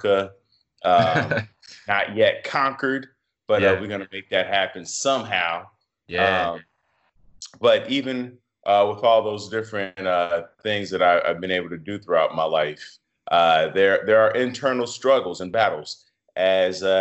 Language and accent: English; Chicago, Illinois, United States; I'm from Chicago, the North Side, which is a very diverse area of Chicago. I grew up in a Section 8 building